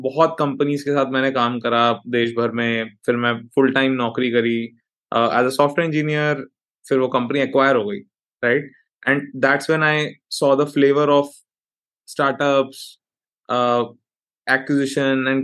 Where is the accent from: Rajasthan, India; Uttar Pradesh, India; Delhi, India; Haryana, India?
Delhi, India; Rohini; मैं आ, दिल्ली के एक northern part of Delhi Rohini में पला बड़ा